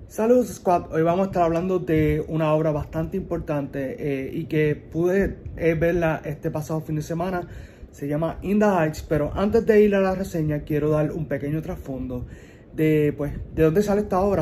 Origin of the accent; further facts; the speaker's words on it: Puerto Rico; somos boricuas. Los boricuas tendemos a ser así